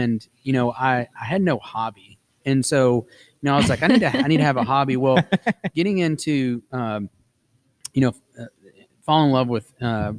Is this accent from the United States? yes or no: yes; Texas, United States; I'm a Texan.